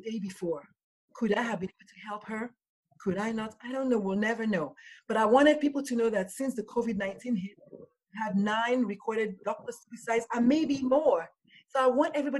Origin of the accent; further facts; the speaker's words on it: Nigeria; I'm Nigerian